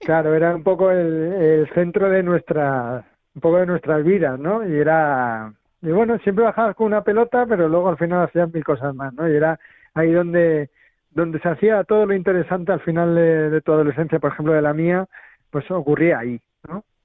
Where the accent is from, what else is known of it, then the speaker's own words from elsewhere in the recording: Madrid, Community of Madrid, Spain; yo también soy de Arganzuela, eh, más o menos de esa quinta